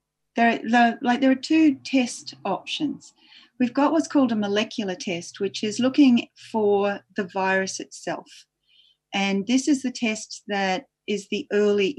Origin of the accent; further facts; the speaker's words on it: near Sydney, New South Wales, Australia; moved away as an adult; now in New Zealand; I'm originally from Australia, but now I live permanently in New Zealand and I'm a passport carrier now, so I'm very proud of that. I grew up near Sydney